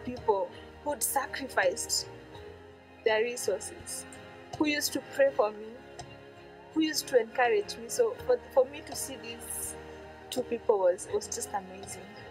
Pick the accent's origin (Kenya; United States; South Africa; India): Kenya; born or raised there